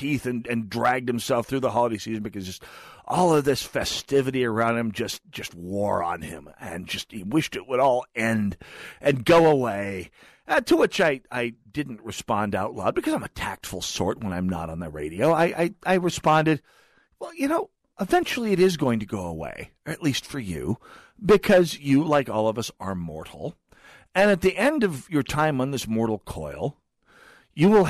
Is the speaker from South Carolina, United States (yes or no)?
no; North Dakota, United States; now in Twin Cities, United States; I'm from North Dakota